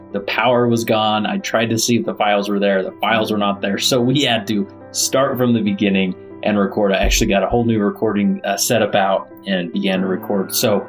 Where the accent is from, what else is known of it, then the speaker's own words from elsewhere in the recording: West Valley City, Utah, United States; Now, me personally, I live in Stansbury Park, Utah, which is in Tooele County. I grew up in West Valley City